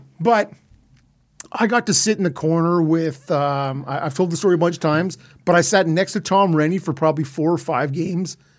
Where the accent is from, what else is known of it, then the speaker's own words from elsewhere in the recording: Ottawa, Ontario, Canada; I'm from Ottawa